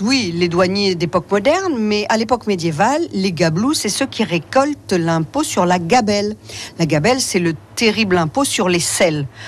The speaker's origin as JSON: {"language": "French", "region": "Normandy", "country": "France", "said": "on est normand"}